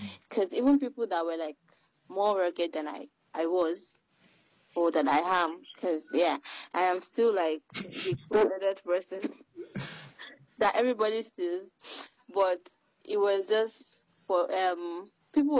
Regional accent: Ibadan, Oyo, Nigeria; I am from Oyo State, Ibadan, Nigeria

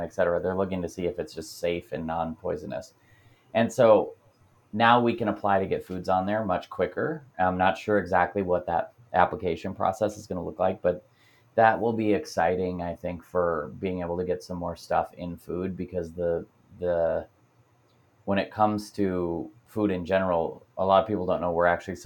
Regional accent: Pennsylvania, United States; Pennsylvania, my home state

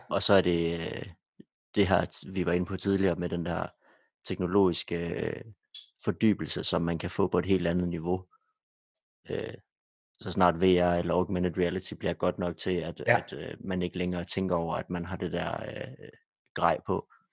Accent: Denmark; som danskere

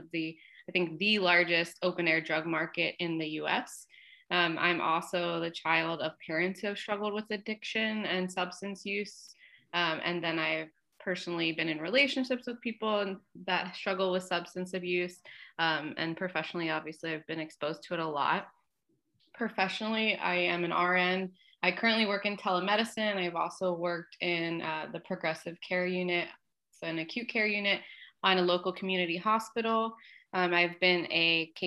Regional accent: Norristown, Pennsylvania, United States; Montgomery County Community College, which was a local community college in my hometown

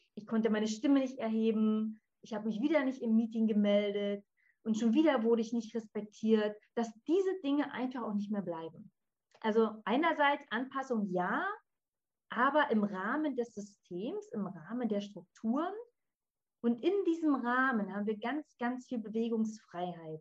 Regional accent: Berlin, Germany; ich komme aus Berlin.

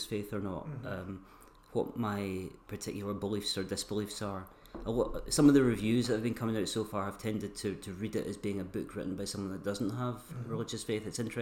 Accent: Stirling, Scotland, United Kingdom; I was born in Stirling and... spent the first part of my life there

